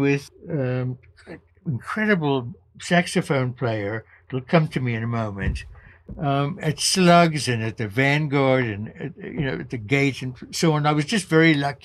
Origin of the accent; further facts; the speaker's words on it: South Africa; moved away as an adult; now in United States; growing up in South Africa as a white South African of Jewish parents